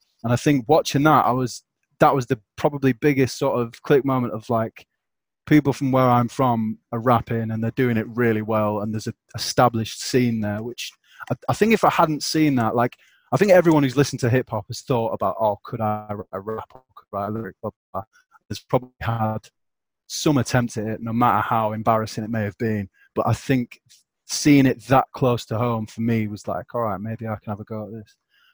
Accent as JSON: {"language": "English", "region": "the north of England", "country": "United Kingdom", "accent": "northern", "said": "what northern people can do, which pretty much no other, I don't think it happens anywhere else, is just the compression of words and removing letters is something that we're quite a fan"}